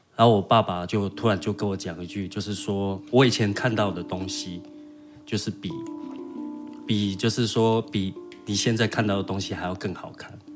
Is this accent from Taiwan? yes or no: yes; northern Taiwan, Taiwan; moved away as an adult; also born or lived in Haocha, Pingtung County, Taiwan; now in Taitung, Taiwan; 从小是在北部长大